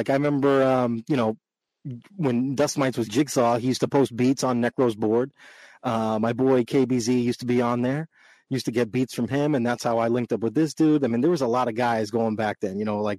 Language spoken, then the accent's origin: English; Boston, Massachusetts, United States; also born or lived in Los Angeles, California; I was born in Los Angeles, moved out here to Boston when I was 11. Then, I've been out here ever since